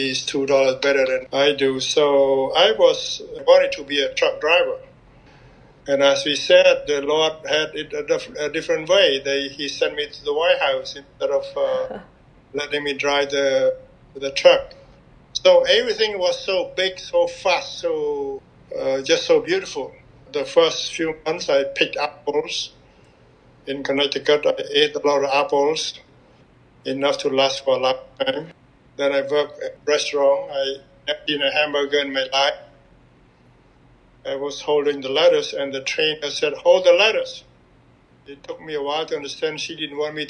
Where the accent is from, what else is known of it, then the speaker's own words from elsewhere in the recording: Cambodia; moved away as an adult; now in United States; growing up in Cambodia